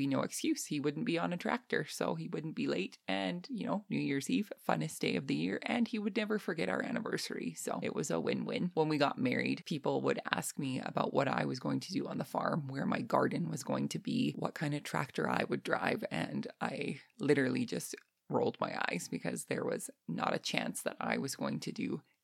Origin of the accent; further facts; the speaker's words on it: Lethbridge, Alberta, Canada; originally I am from Lethbridge, Alberta, Canada